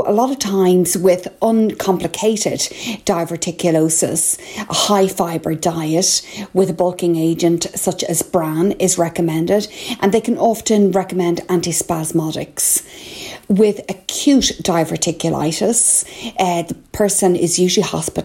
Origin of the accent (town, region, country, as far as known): Ireland